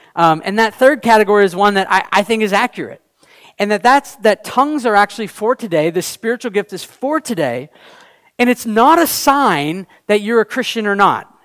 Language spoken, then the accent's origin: English; United States; also born or lived in Canada; we were both born in the U.S.